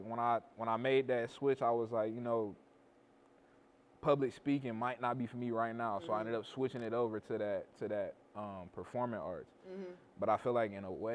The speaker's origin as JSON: {"language": "English", "town": "Akron", "region": "Ohio", "country": "United States", "tie": "born or raised there", "also_born_or_lived": "Green, Ohio", "said": "I was born on the east side of Akron, Firestone Park area, right off of Lover's Lane, Neptune Ave."}